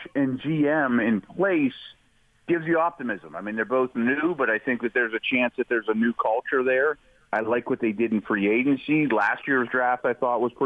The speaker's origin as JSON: {"language": "English", "town": "Pittsburgh", "region": "Pennsylvania", "country": "United States", "tie": "born or raised there"}